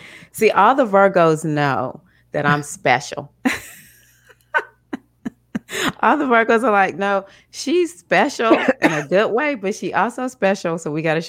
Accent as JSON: {"language": "English", "region": "Mississippi", "country": "United States", "said": "I'm the one from Mississippi."}